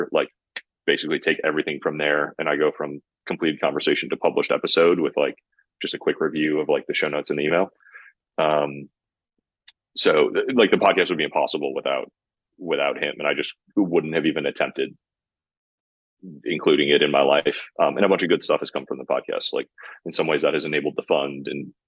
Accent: Midwest, United States; I'm from the Midwest in the US

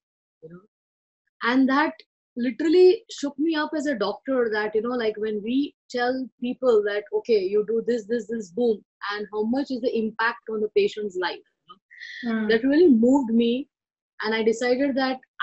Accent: Mumbai, Maharashtra, India; I was born and brought up in Mumbai, India

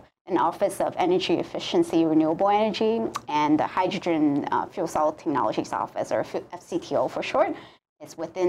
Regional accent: California, United States; moved away as an adult; now in Hawaii, United States; I grew up in California.

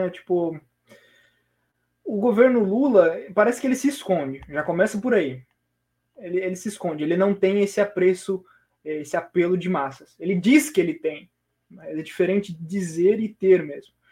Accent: Brazil; eu sou otimista enquanto, enquanto brasileiro

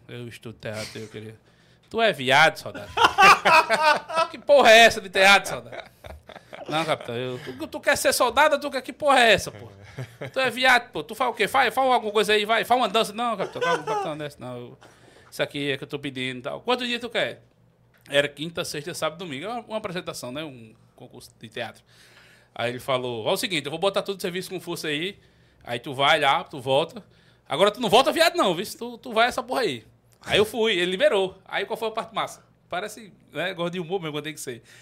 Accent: Itatuba, Paraíba, Brazil; also born or lived in Campina Grande / Santa Rita; now in João Pessoa, Brazil; sou natural de Campina Grande. Nasci em Campina Grande, mas me criei numa cidade chamada Itatuba.

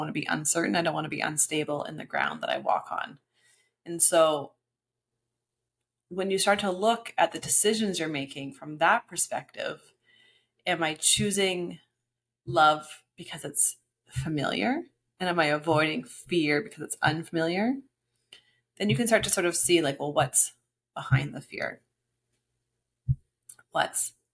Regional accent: Canada; now in Tulum, Mexico; As a Canadian

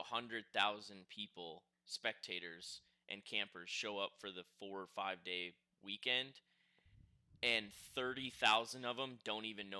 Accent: Midwest, United States; Growing up in the Midwest, you were dying for Fall Crandon to come

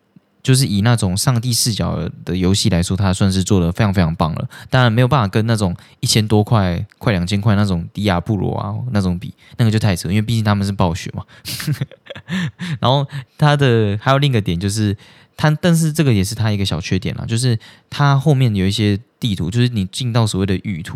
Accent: Taiwan; 我们是台湾人，然后我们就在那边聊天什么的

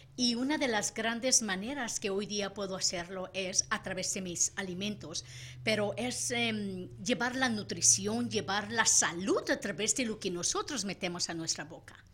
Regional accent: Sinaloa, Mexico; Soy sinaloense, mexicana

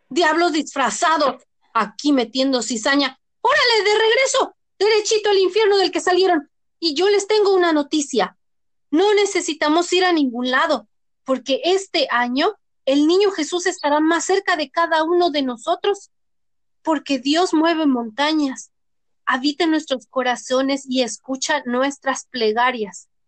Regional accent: Mexico; Ay, como los mexicanos no hay dos, para bien y para mal.

